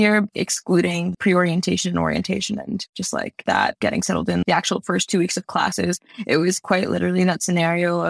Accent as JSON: {"language": "English", "town": "White Plains", "region": "New York", "country": "United States", "tie": "born or raised there", "moved": "as an adult", "lives_now": "Hanover, United States", "said": "I'm from White Plains, which is actually a very Latino little city"}